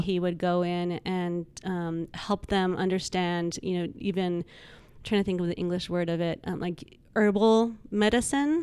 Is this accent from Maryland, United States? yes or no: no; Albuquerque, New Mexico, United States; moved away as an adult; also born or lived in Los Angeles; I came from New Mexico, Albuquerque, and my whole family s, was still back there